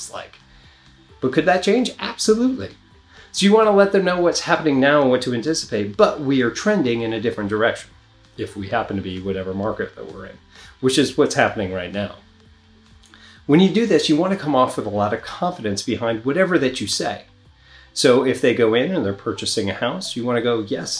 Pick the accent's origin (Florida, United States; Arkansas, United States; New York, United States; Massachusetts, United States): New York, United States; moved away; I come from New York, a lot of Italian people always talking with their hands